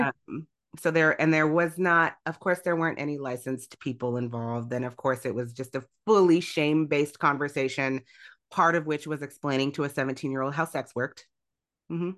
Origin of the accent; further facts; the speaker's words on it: Illinois, United States; also born or lived in Grand Rapids, Michigan; now in Michigan, United States; the church I grew up in, I grew up in Illinois